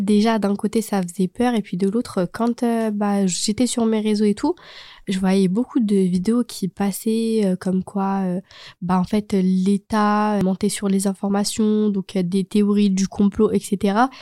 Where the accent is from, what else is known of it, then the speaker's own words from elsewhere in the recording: Chambéry, Auvergne-Rhône-Alpes, France; je suis pas à Lyon, je suis de Chambéry